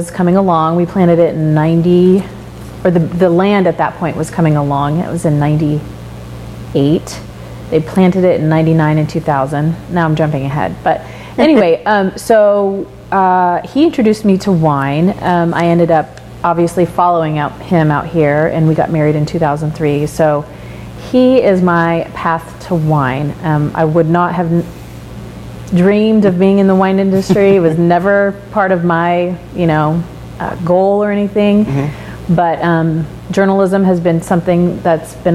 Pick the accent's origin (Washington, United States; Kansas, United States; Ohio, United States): Kansas, United States; moved away as an adult; now in Oregon, United States; I am from Kansas, and it's not as backwoods as people on the coast